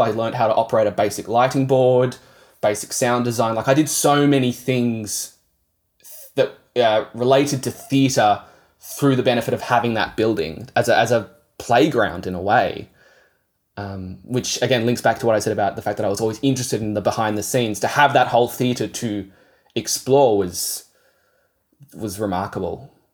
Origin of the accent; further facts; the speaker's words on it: Yarra Valley, Victoria, Australia; also born or lived in Kangaroo Ground; I grew up sort of near the Yarra Valley. My parents moved out to Kangaroo Ground when I was ten